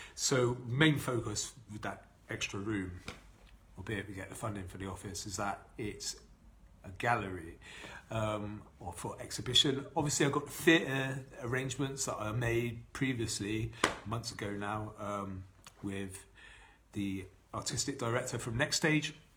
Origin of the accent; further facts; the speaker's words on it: Bath, South West England, United Kingdom; here in my hometown, this is where I was born and raised in Bath. I've been here all my life.